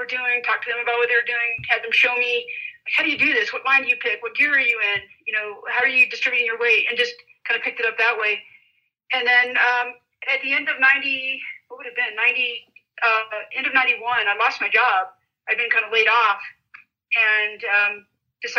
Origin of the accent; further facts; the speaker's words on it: San Diego, California, United States; I grew up in San Diego